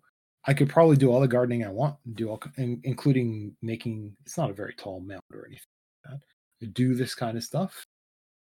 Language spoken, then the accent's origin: English; Canada; I'm Canadian.